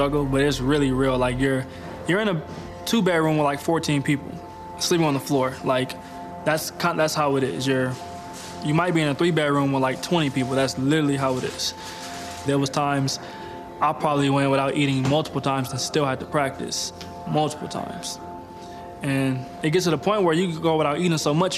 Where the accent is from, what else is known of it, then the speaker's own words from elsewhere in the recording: Pomona, California, United States; moved away as an adult; now in Provo, United States; I grew up in Pomona, California.